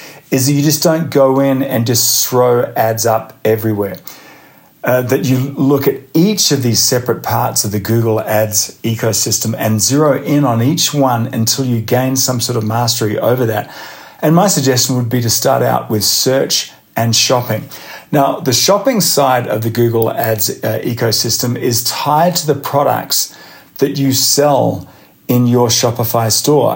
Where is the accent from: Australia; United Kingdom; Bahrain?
Australia; moved away as an adult; now in United States